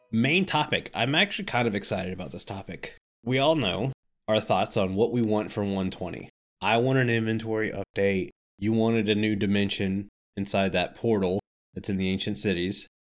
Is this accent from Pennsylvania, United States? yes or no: no; Florida, United States; I grew up in Florida